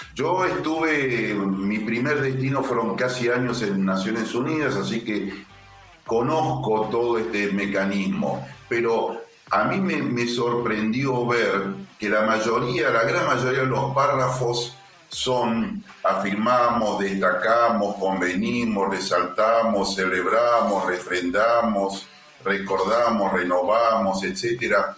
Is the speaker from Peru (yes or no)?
no; Argentina; Yo como diplomático argentino